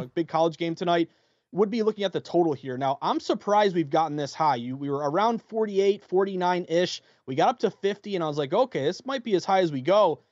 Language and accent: English; Massachusetts, United States; here in my home state